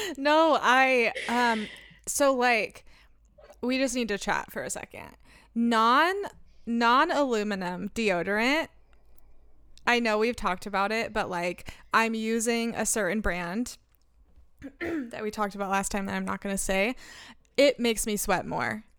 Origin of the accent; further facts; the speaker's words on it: Medford, United States; I was born in Medford